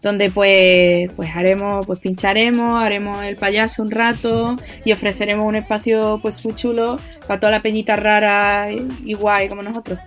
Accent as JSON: {"language": "Spanish", "region": "Andalusia", "country": "Spain", "said": "yo soy de donde soy, mi Andalucía va primero"}